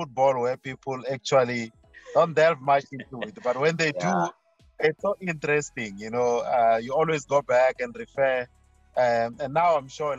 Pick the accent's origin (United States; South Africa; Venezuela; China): South Africa; as a South African